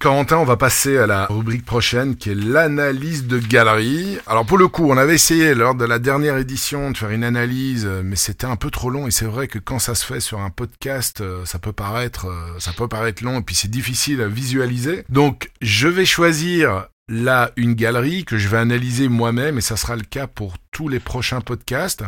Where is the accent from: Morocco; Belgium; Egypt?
Belgium; moi, en tant que Belge